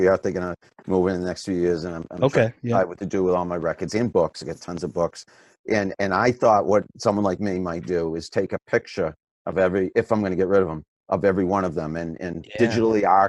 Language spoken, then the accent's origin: English; Franklin, Massachusetts, United States; in Franklin, Massachusetts, where I grew up